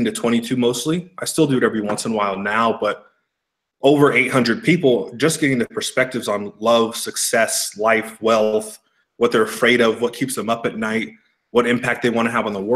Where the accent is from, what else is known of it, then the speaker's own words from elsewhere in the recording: east of San Francisco, Bay Area, Northern California, United States; moved away as an adult; now in Scottsdale, United States; Grew up about 25, 30 miles east of San Francisco in the Bay